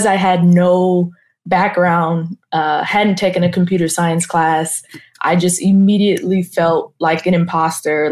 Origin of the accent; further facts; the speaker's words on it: Carson, California, United States; Los Angeles, specifically Carson